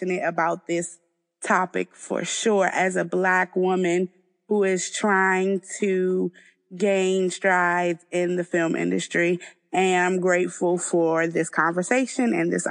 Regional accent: Washington, District of Columbia, United States; I'm from Washington, D.C.

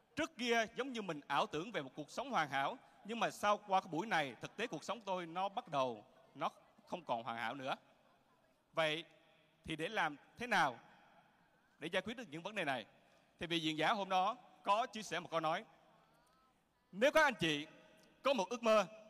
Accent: Quang Ngai, Vietnam; Tôi sinh ra ở Quảng Ngãi.

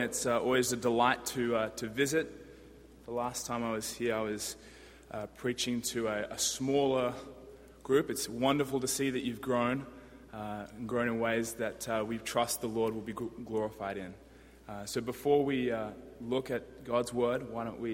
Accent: Sydney, New South Wales, Australia; now in Washington, DC, United States; I'm from Sydney, Australia. And requisite of being from Sydney, Australia, you must be a surfer.

